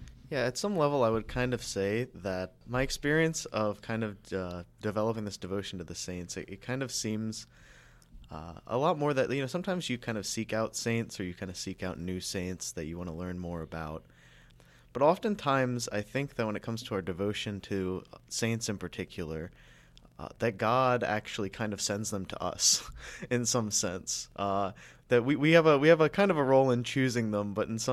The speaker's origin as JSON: {"language": "English", "town": "Hershey", "region": "Pennsylvania", "country": "United States", "said": "So I am from the Hershey area of Pennsylvania."}